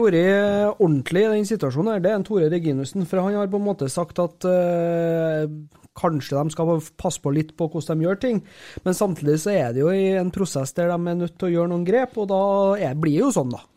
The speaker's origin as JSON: {"language": "Norwegian", "town": "Overhalla", "region": "Trøndelag", "country": "Norway", "said": "Jeg er fra Overhalla"}